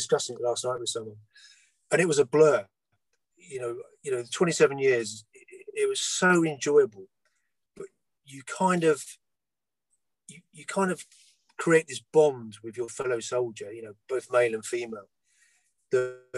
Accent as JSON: {"language": "English", "region": "London", "country": "United Kingdom", "tie": "born or raised there", "said": "I was born in London, which is landlocked"}